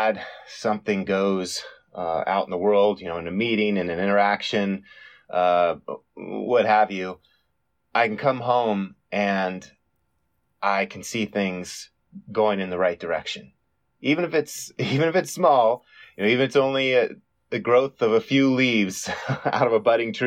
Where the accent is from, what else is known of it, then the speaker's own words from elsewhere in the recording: Tucson, Arizona, United States; in my hometown of Tucson, Arizona